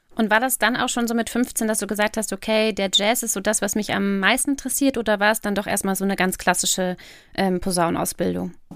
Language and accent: German; Lower Saxony, Germany; wir kommen aus Niedersachsen